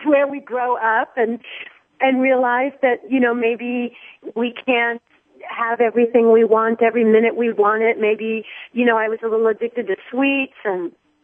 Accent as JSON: {"language": "English", "town": "Miami", "region": "Florida", "country": "United States", "tie": "born or raised there", "said": "I'm from Miami my whole life when I was young"}